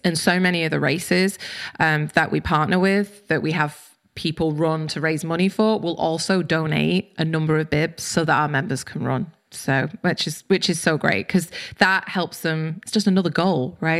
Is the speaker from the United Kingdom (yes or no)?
yes; United Kingdom; moved away; I'm British